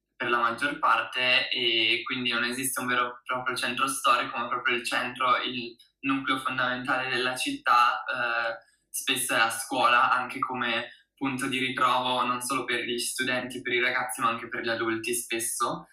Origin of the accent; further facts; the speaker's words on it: Italy; also born or lived in United States; del mio paese di nascita, l'Italia